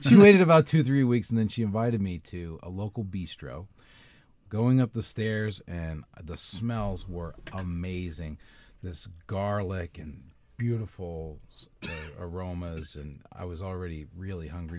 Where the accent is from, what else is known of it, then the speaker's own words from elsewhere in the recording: Indiana, United States; I'm from Indiana. I was, uh, born and raised in a cornfield, literally